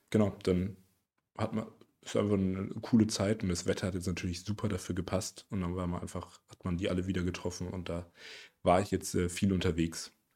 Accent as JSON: {"language": "German", "town": "Erlangen", "region": "Bavaria", "country": "Germany", "said": "wir kommen ja aus Erlangen"}